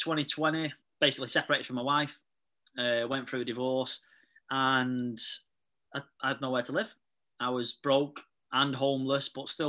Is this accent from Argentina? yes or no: no; Manchester, North West England, United Kingdom; So I'm 31 from Manchester.